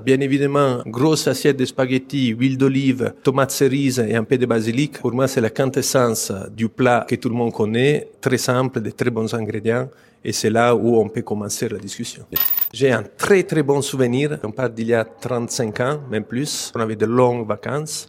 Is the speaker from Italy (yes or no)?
yes; Pisa, Tuscany, Italy; je viens de la Toscane, donc c'est la ville la plus connue, au Pise, la ville où je suis né